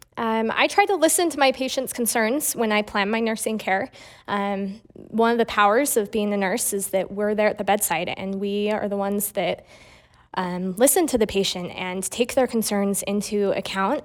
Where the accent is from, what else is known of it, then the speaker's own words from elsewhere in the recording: Murray, Utah, United States; I'm from Murray, Utah